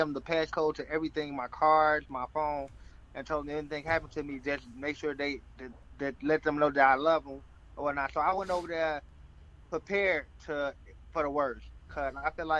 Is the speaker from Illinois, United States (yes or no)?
yes; Chicago, Illinois, United States; I'm from Eastside, 62nd and Kimbark